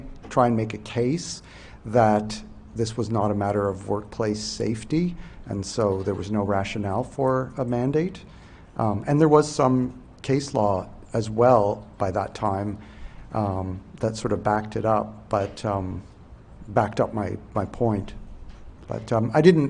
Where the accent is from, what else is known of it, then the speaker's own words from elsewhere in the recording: New Brunswick, Canada; I'm from Bayvert, New Brunswick